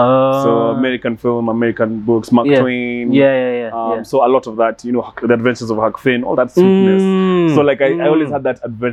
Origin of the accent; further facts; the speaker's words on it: Nairobi, Kenya; I grew up in South Sea, and like that's the most free, expressive environment you can be in.